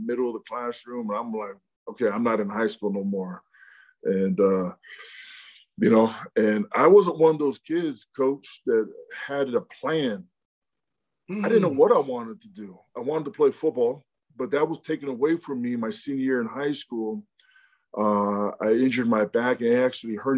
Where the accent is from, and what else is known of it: Rancho Cucamonga, California, United States; born or raised there; also born or lived in Provo, Utah